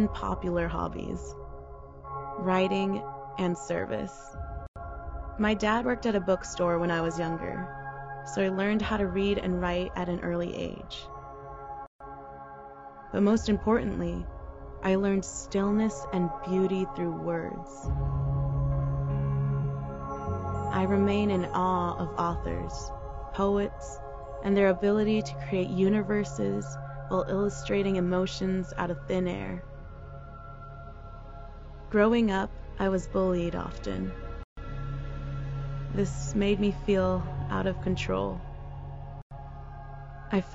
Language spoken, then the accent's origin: English; Daly City, California, United States; now in San Francisco, United States; I grew up in Daly City, California